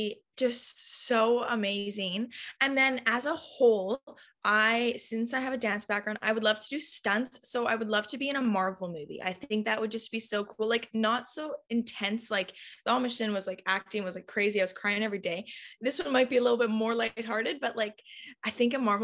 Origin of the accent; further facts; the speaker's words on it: Abbotsford, British Columbia, Canada; I'm from Abbotsford. Most people don't know where that is. It's a nice farm town